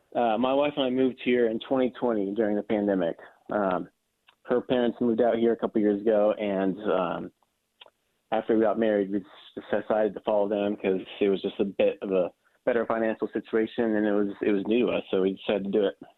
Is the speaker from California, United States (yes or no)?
yes; North Bay, Sonoma County, California, United States; moved away as an adult; now in Arkansas, United States; I'm from North Bay. I'm from Sonoma County